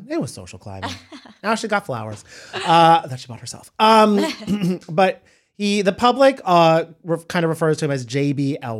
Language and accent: English; Cranford, New Jersey, United States; Cranford, New Jersey.